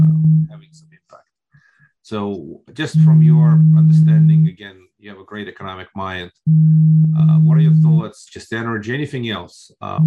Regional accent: Moldova; moved away; I grew up in Republic of Moldova, which was part of the Soviet Union on the border with Ukraine. Wife is from Ukraine.

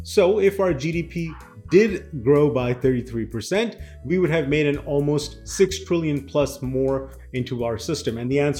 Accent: United States; we as American consumers

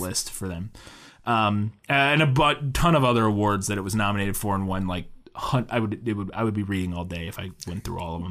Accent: Florissant, Missouri, United States; moved away; I'm from Florissant originally, uh, and Hazelwood is right across, they were our, uh, Hazelwood was one of my, my high school's rival high school

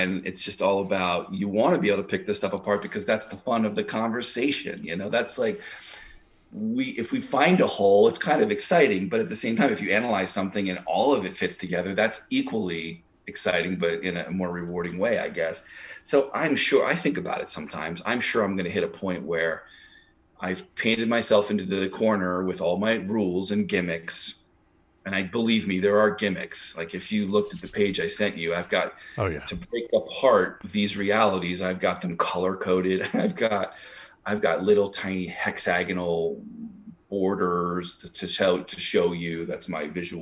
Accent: Pine Barrens, New Jersey, United States; I grew up in the Pine Barrens where the Jersey Devil is

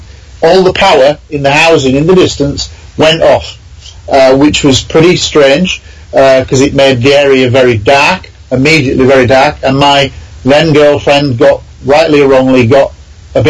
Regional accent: Scunthorpe, Yorkshire and the Humber, United Kingdom; my hometown of Scunthorpe in Lincolnshire

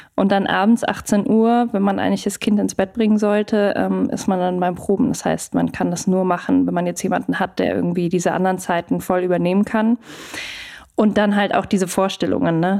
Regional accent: Munich, Bavaria, Germany; moved away; ich komme ja aus München ursprünglich

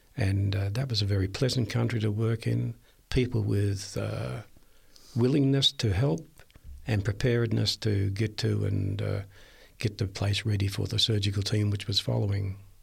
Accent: Red Hill, Victoria, Australia; moved away; I was born in Victoria, a little place called Red Hill, a main ridge road, and, uh, it's on the Mornington Peninsula

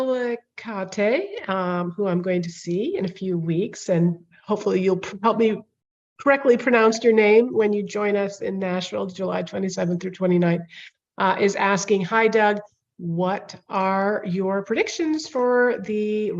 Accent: New Delhi, Delhi, India; moved away; I would probably get Indian citizenship since I was born in New Delhi.

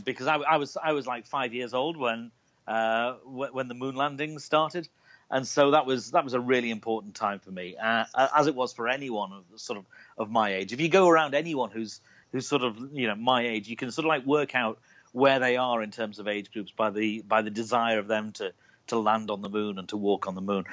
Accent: Liverpool, North West England, United Kingdom; I was born in Liverpool, uh, in the north of England, uh, right on the coast

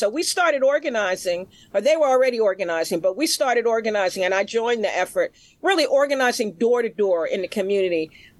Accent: New York City, New York, United States; I was born in Central Harlem. I was born in Harlem Hospital. I grew up in Central Harlem, Delano Village, which is now called Savoy Arms.

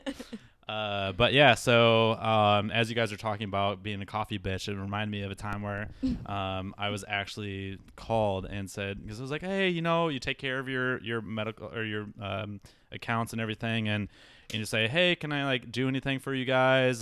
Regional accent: Iowa, United States; moved away as an adult; also born or lived in Milwaukee; now in Phoenix, United States; I'm from Iowa originally, grew up there, um, spent my entire life there until I moved to Milwaukee

